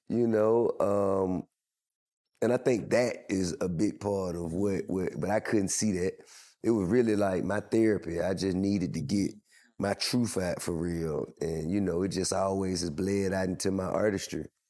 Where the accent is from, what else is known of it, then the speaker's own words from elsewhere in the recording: Atlanta, Georgia, United States; I'm from Atlanta